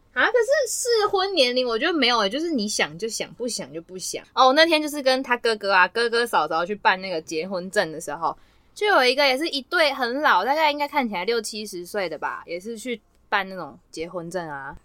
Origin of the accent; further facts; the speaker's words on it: Taiwan; 我也是台湾人啊